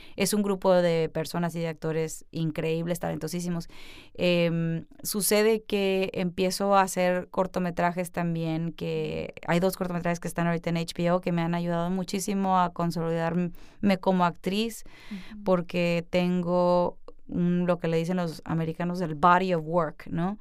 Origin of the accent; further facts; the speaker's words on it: Culiacán, Sinaloa, Mexico; also born or lived in New York; now in Los Angeles, United States; yo nací en Culiacán, Sinaloa, que es una ciudad que está distinguida por tener los mejores atardeceres y también el narcotráfico. Entonces yo nací en una ciudad en donde bajo mi casa comíamos delicioso